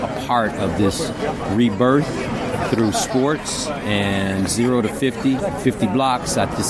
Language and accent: English; Detroit, Michigan, United States; moved away; to speak on the behalf of my city, the city that I love so much